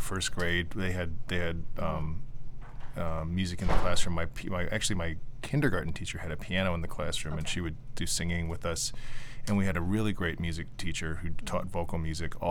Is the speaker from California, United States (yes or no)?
yes; California, United States; where I grew up in California